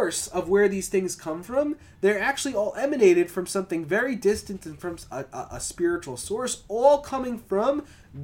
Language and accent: English; Long Island, New York, United States; now in Orange County, New York, United States; we used to call it LICO growing up in Long Island